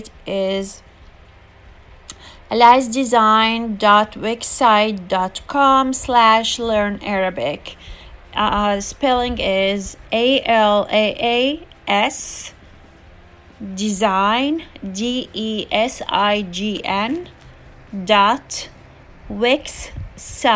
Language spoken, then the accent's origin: English; Jordan; English is a second language; also born or lived in Palestine; now in California, United States; I was raised in Jordan